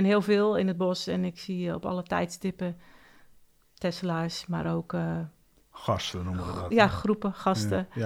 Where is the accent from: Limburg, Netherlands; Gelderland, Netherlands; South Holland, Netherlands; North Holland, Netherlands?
North Holland, Netherlands; Oudeschild; Ik kom uit Oude Schild.